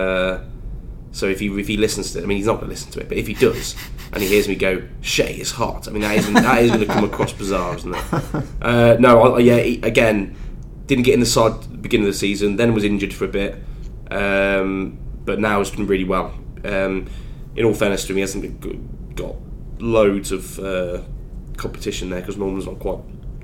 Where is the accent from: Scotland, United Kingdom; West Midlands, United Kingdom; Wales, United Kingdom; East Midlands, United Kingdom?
West Midlands, United Kingdom; Warwick; I'm from Warwick, so it's a barber back in Warwick